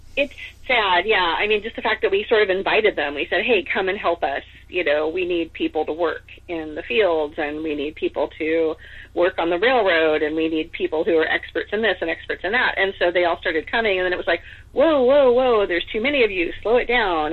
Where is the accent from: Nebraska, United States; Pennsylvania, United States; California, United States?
California, United States; also born or lived in Seattle, Washington; I was born in California, but my mom moved to Seattle for a while